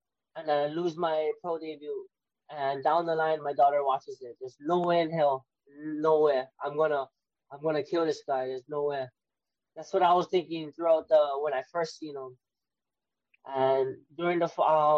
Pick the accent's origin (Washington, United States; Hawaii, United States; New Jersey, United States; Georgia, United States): Hawaii, United States; Waianae; I'm originally from Waianae.